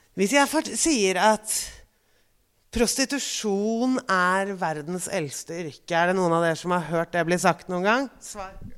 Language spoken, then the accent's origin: Norwegian; Oslo, Norway; also born or lived in Bygdøy / Parkveien; Jeg kommer fra Frogner, Gabels gate 37